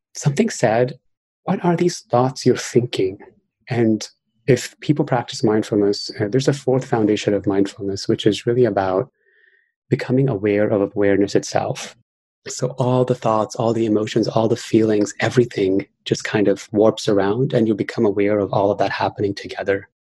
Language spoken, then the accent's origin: English; New York City, New York, United States; I grew up in New York City and I was bullied quite a lot as a child. I had an accent because I moved here when I was 10 years old